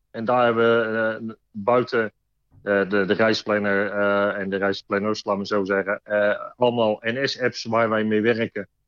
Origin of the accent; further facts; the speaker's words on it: Arnhem, Gelderland, Netherlands; born there; now in Rotterdam, Netherlands; Ja, ik ben geboren Arnhemmer. Maar ik woon de afgelopen 53 eh, jaar woon ik toch al in Rotterdam.